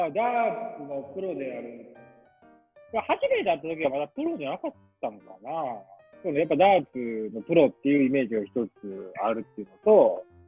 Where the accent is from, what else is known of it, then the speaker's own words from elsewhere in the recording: Hyogo, Japan; also born or lived in Atsugi; now in Kagawa, Japan; 僕はご出身はですね、兵庫県の出身でございまして